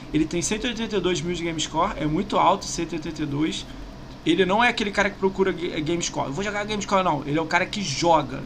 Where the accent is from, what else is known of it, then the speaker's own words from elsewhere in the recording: Rio de Janeiro, Brazil; Eu sou do Rio